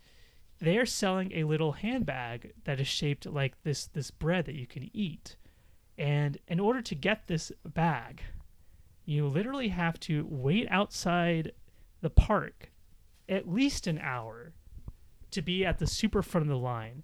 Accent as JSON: {"language": "English", "country": "United States", "moved": "yes", "said": "being American and living there"}